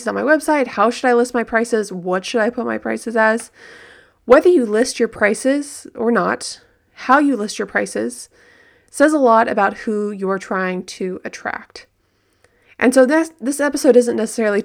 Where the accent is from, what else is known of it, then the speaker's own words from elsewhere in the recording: Southern California, United States; I grew up in Southern California